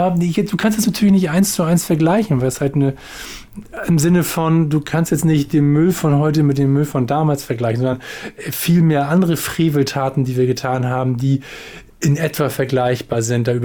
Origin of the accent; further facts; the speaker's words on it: Hamburg, Germany; ich bin ja so, sage ich mal, so ein Brennpunktviertel groß geworden in Hamburg-Stalzhof hieß das.